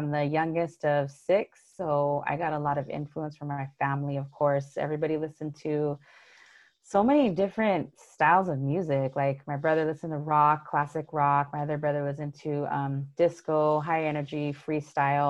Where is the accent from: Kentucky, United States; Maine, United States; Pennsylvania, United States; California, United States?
California, United States; Los Angeles; I grew up in Los Angeles, but specifically in the San Gabriel Valley